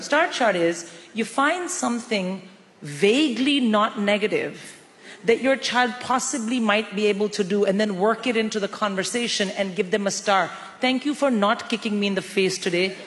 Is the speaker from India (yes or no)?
yes; India; moved away as an adult; I'm born and raised in India